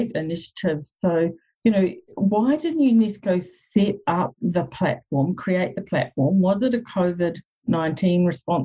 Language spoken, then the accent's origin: English; New Zealand; now in Canada; I'm a New Zealander who lives in Canada